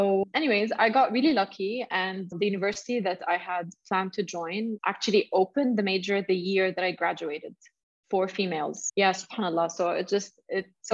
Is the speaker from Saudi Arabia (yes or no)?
yes; Saudi Arabia; I'm based in Saudi Arabia, and I grew up in Saudi, and I continued my university